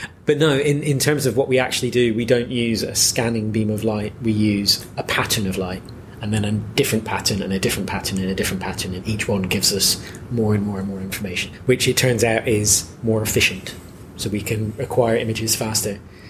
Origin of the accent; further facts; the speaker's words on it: Musselburgh, Scotland, United Kingdom; I don't sound it, as has been pointed out by everyone I've ever spoken to. But I'm from here. I'm from Musselburgh.